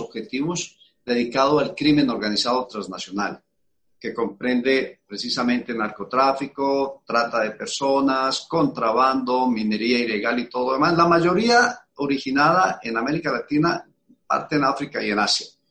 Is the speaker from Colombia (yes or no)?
yes; Colombia; los colombianos